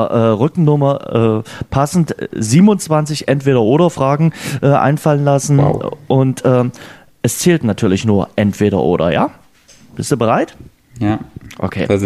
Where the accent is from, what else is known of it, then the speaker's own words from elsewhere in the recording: Lower Lusatia, Brandenburg, Germany; Niederlausitz, meine Heimat.